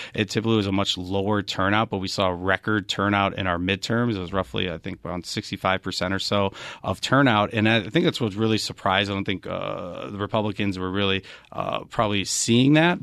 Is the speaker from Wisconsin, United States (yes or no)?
yes; Wisconsin, United States; now in Arizona, United States